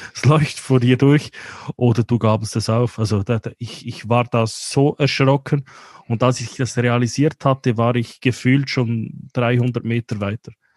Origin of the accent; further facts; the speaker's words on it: Central Switzerland, Switzerland; bei uns in der Zentralschweiz